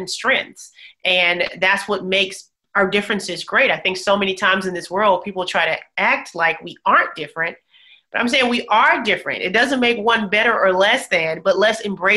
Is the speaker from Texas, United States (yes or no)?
no; Bessemer, Alabama, United States; I grew up in Bessemer, Alabama, single mom